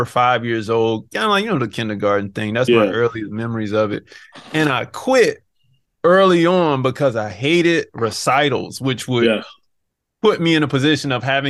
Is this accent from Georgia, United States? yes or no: yes; Savannah, Georgia, United States; also born or lived in Phoenix, Arizona; now in Atlanta, United States; I'm from Savannah, Georgia